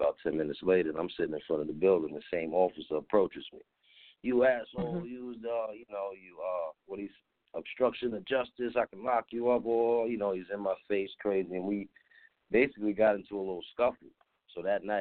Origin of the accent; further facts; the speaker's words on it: New Rochelle, New York, United States; moved away as an adult; now in Atlanta, United States; I'm from New Rochelle, New York, out of Westchester County